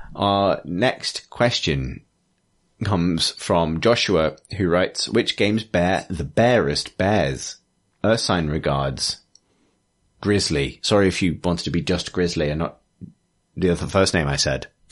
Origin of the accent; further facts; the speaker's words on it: England, United Kingdom; I'm sensitive to it as an English person